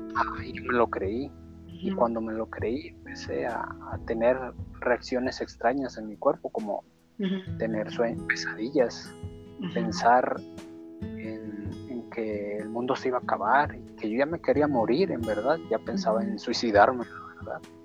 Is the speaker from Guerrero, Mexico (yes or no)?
yes; Guerrero, Mexico; soy del estado de Guerrero